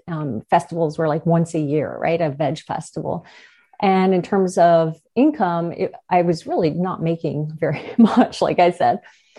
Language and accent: English; Newfoundland and Labrador, Canada; We are from Newfoundland, and we were in a small town.